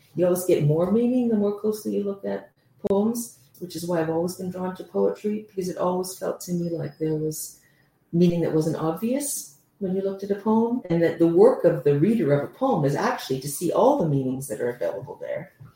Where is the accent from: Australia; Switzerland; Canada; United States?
Canada; moved away as an adult; now in London, United Kingdom; I'm originally from Canada. I've been in London since 2011